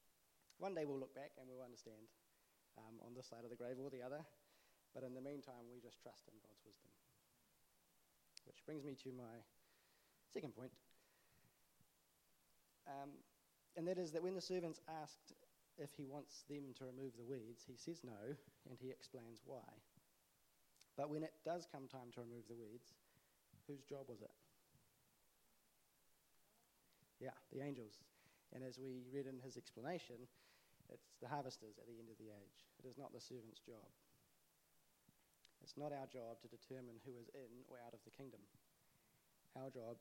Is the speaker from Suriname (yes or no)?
no; Auckland, New Zealand; the church I grew up in Auckland